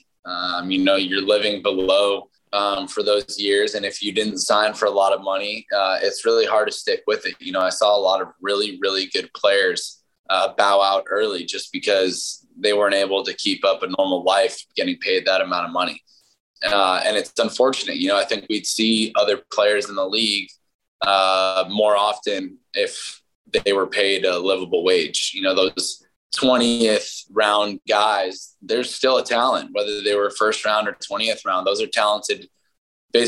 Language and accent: English; San Diego, California, United States; moved away; I grew up in San Diego